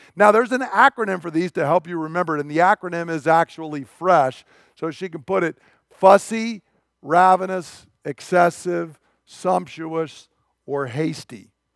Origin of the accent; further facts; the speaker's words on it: United States; I'm an American